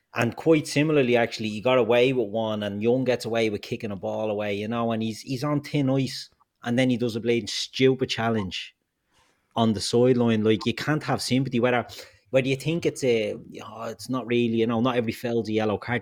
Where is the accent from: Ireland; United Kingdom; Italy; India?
Ireland; also born or lived in Dublin; we're all Irish